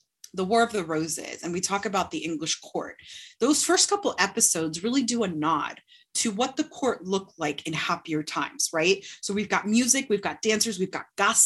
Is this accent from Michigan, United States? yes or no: no; Florida, United States; I'm from Florida